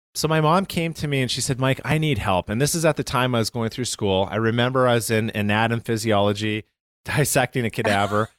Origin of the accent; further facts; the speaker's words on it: Calgary, Alberta, Canada; I'm from Calgary, Canada